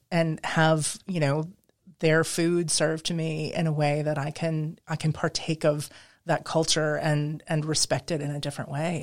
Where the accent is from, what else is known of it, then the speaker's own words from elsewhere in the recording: Midwest, United States; moved away as an adult; also born or lived in New England / Pacific Northwest; now in New Orleans, United States; I grew up in the Midwest